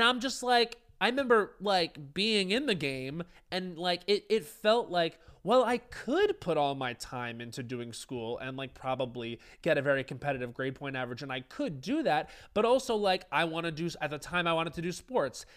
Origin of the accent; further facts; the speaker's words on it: Long Island, New York, United States; growing up on Long Island, it was very much alcohol driven